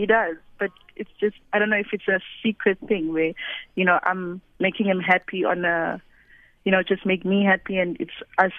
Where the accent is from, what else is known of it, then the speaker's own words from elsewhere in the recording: Eswatini; I'm from Swaziland.